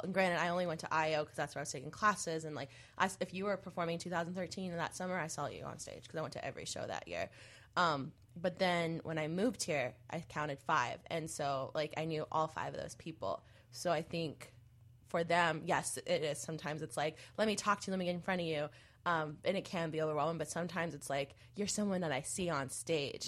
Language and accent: English; Mesa, Arizona, United States; moved away; I'm from Arizona, and so is Allison. We actually grew up in the same city.